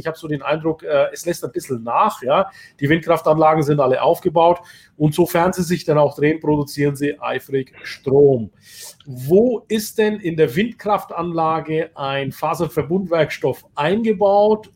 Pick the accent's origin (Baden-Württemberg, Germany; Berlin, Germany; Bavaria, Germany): Bavaria, Germany; Bayreuth; Ich bin ja aus Bayreuth